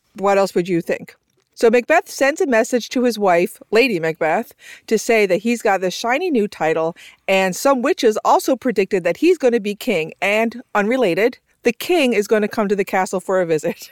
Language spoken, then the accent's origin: English; Newfoundland and Labrador, Canada; a sister and brother team hailing from the island of Newfoundland.